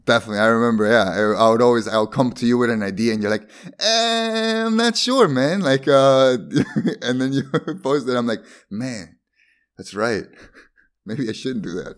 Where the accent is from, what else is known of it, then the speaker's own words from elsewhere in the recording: Bolivia; English is a second language; also born or lived in Sweden; now in Netherlands; Not Spanish, Spanish, but born in Bolivia.